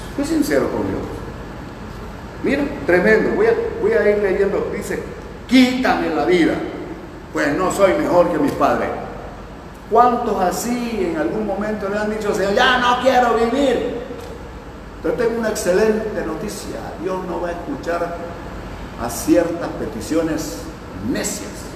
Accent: Palizada, Campeche, Mexico; moved away; de mi tierra palizada

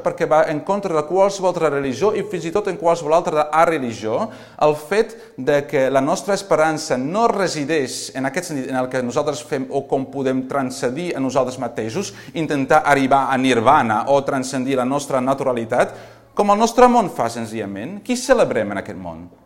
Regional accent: Girona, Catalonia, Spain; vinc de Girona

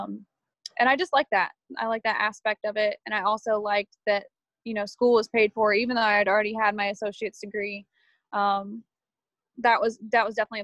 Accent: Indiana, United States; moved away as an adult; also born or lived in Columbus, Georgia; I was born in Indiana, raised in Indiana

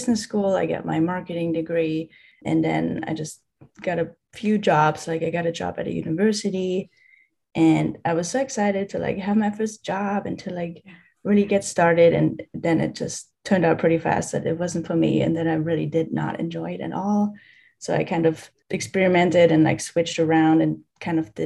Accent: Germany; I'm from Germany

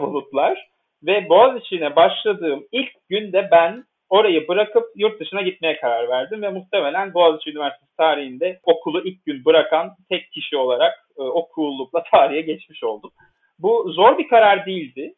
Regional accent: Istanbul, Turkey; moved away as an adult; also born or lived in Leipzig, Germany / Vienna, Austria; now in Bonn, Germany

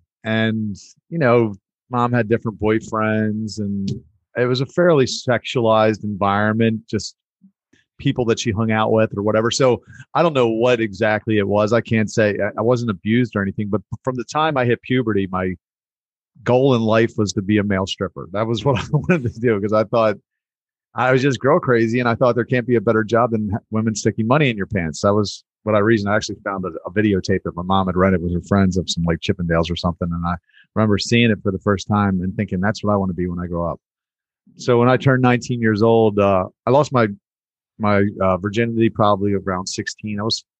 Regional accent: Baltimore, Maryland, United States; born there; So yeah, I was born in Baltimore.

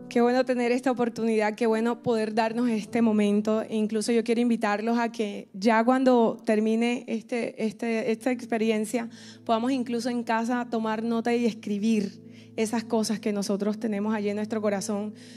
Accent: Colombia; now in Miami, United States; soy colombiana, tengo el honor, eso, aquí está Colombia presente

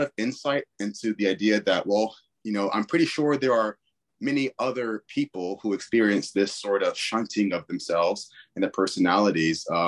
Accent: Richmond, Virginia, United States; I was born and raised in Richmond, Virginia

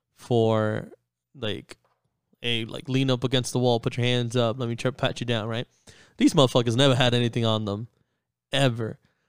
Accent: New York, United States; moved away; I grew up in New York

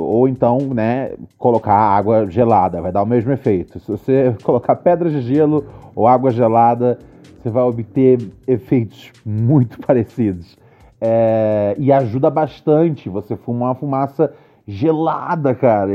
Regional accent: Rio de Janeiro, Brazil; Bom Sucesso, minha terra

